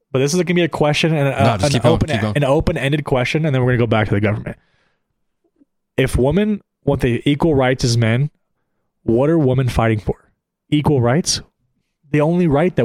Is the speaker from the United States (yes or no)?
yes; United States; I'm an American and I'm a patriot